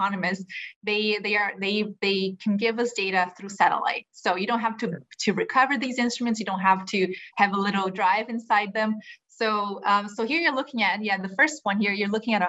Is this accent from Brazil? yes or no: yes; Brazil; moved away as an adult; also born or lived in Europe / California; now in Hawaii, United States; I'm from Brazil. I lived most of my life there. I did my undergraduate degree there in oceanography